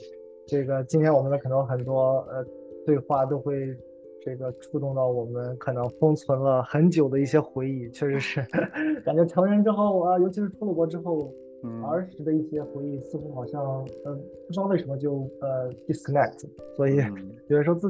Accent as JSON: {"language": "Chinese", "town": "Qingdao", "region": "Shandong", "country": "China", "tie": "born or raised there", "said": "我出生在呃山东青岛，呃，然后呃黄岛区，然后在那个时候我出生的时候，那个我们的呃我的家乡其实还是一个呃刚刚刚刚呃呃可能改革开放"}